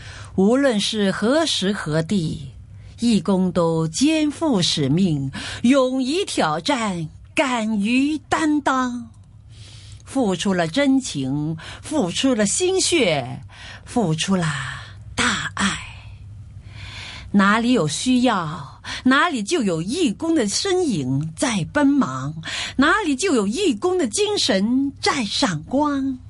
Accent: Guangdong, China; 所以我觉得呢，因为我们是呃广东人，

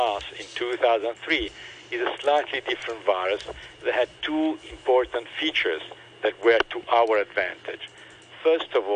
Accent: Italy; now in Hong Kong; I'm from Italy

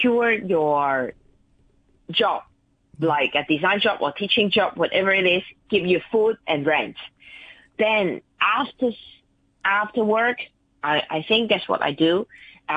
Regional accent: Stanley, Hong Kong; I grew up in Stanley Village, everybody looked like this

